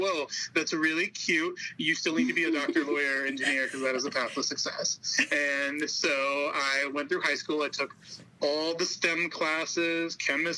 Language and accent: English; Tennessee, United States; I'm really proud to be from here